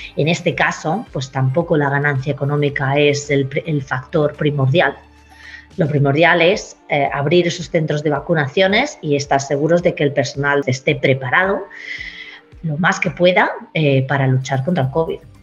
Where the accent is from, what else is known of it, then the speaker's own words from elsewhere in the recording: Spain; now in Queensland, Australia; A los que venimos de España